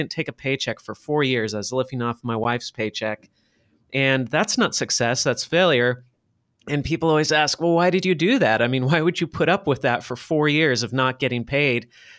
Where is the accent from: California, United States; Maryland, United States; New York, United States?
California, United States; Los Angeles; moved away as an adult; now in Shenzhen, China; I'm based in Shenzhen, China. I grew up in Los Angeles, California, though. I'm not Chinese. I don't speak Chinese, although I'm trying to learn right now.